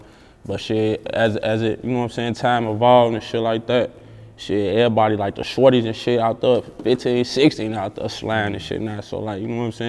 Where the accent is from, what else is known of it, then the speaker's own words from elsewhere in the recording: Chicago, Illinois, United States; I'm from the east side of Chicago, east side, south side of Chicago